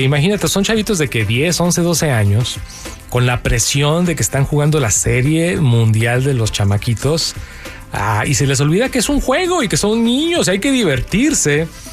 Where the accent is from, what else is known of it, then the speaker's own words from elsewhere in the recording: Mexico; also born or lived in California; now in Los Angeles, United States; ganamos los que somos de México